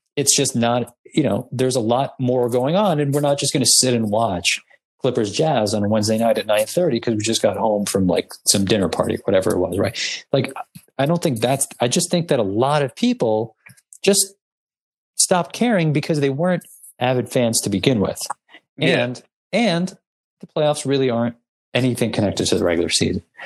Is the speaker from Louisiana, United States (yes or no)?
no; New York, United States; we're from New York